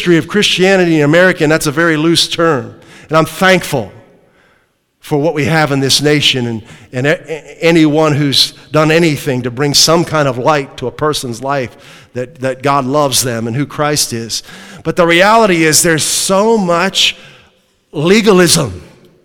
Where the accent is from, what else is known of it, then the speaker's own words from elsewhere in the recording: New England, United States; accent: New England; That's my New England accent